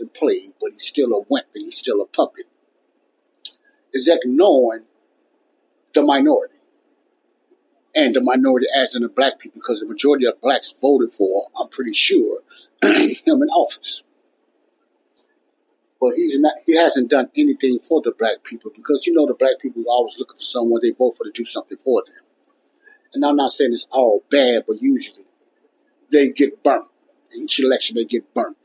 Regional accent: Chicago, Illinois, United States; my hometown city of Chicago, Illinois

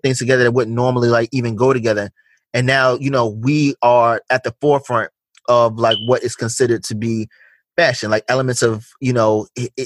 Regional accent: United States; we as African Americans

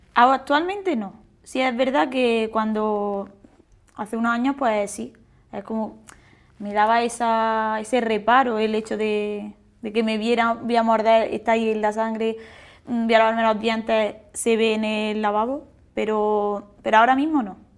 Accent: Santa Fe, Andalusia, Spain; soy de Granada, de Santa Fe

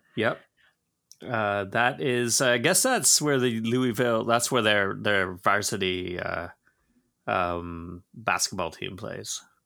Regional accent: Georgetown, Ontario, Canada; growing up in Georgetown

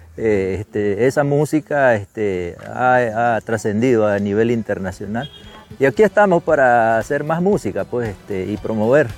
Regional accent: Nicaragua; first language Mayangna; Spanish is a second language; como indígenas que somos este, en Nicaragua

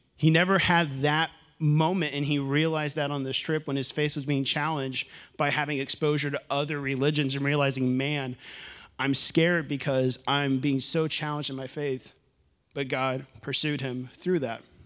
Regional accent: Houston, Texas, United States; moved away; I'm from Houston.

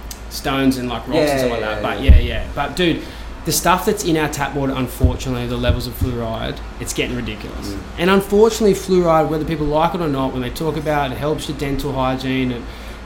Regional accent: Cronulla, New South Wales, Australia; as a person that lives here, I was thinking one day, what was the best day for me in my hometown of Cronulla?

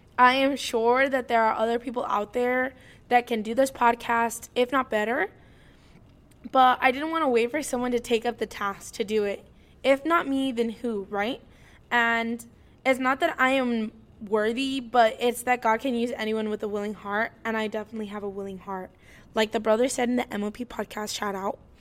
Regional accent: Indiana, United States; also born or lived in California; I was born in California, but I was raised here in Indiana

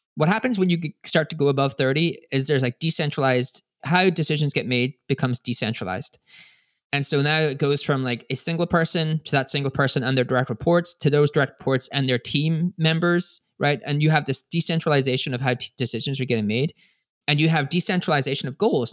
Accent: Ireland; I'm Irish

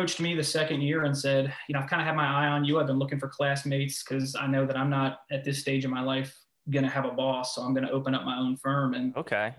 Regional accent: Manahawkin, New Jersey, United States; moved away as an adult; also born or lived in Pennsylvania; now in North Carolina, United States; originally I'm from Manahawkin, New Jersey. It's a small town in South Jersey by the beach

